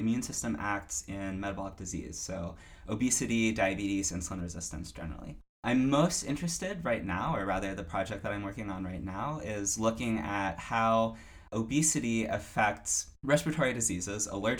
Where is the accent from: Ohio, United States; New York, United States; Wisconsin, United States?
Ohio, United States; Cincinnati; moved away; I am originally from Cincinnati, Ohio.